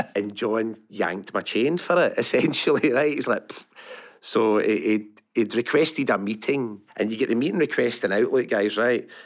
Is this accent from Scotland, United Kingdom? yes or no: yes; Larkhall, Scotland, United Kingdom; I grew up Lark Hall, went to Lark Hall Academy.